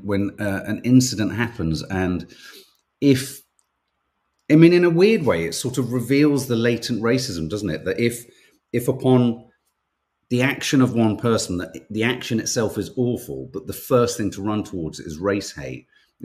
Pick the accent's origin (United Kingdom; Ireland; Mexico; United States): Ireland; Dublin, Leinster; I'm from Dublin. Shocking what happened last night.